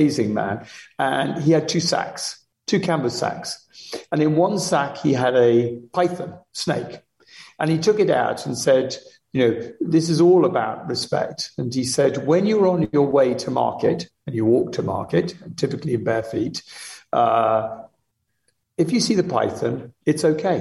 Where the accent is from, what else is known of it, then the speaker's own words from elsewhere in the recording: Limuru, Kiambu County, Kenya; moved away; also born or lived in Uganda; I was born in Uganda, but I really grew up from the age of a year and a half in Kenya, right, on a farm just outside Nairobi in a place called Lemuru.